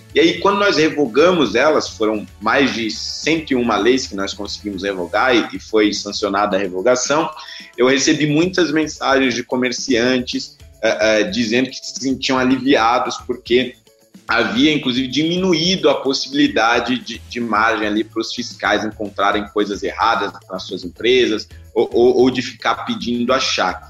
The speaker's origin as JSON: {"language": "Portuguese", "region": "São Paulo", "country": "Brazil", "said": "vim da periferia de São Paulo"}